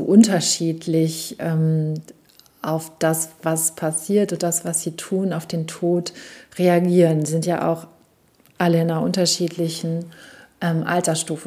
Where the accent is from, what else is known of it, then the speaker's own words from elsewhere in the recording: Münsterland, North Rhine-Westphalia, Germany; ich als Mädchen im katholischen Münsterland nicht Messdienerin sein wollte